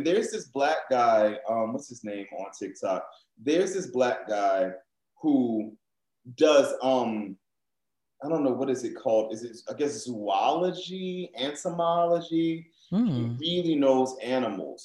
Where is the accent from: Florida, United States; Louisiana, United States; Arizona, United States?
Louisiana, United States; New Orleans; growing up in New Orleans and Creole culture, we have a very broad definition of what black is